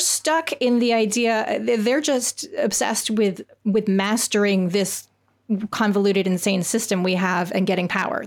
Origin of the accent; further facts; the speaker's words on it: Canada; moved away; as a Canadian who grew up and didn't learn about the American system of government